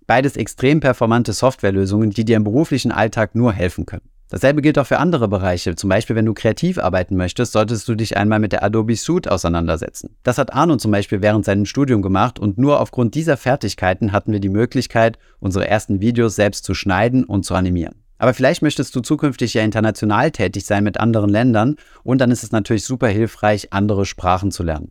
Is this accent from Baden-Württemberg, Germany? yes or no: no; Saarland, Germany; Da wo ich herkomme, aus dem Saarland